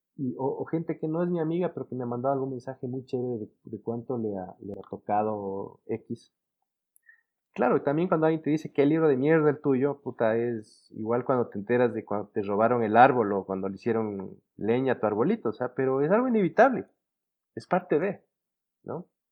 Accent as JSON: {"language": "Spanish", "country": "Ecuador"}